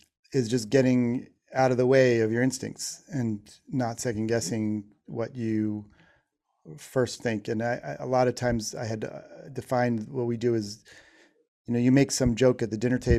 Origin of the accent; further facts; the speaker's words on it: Shaker Heights, Ohio, United States; moved away as an adult; also born or lived in New York; growing up in Shaker Heights, Ohio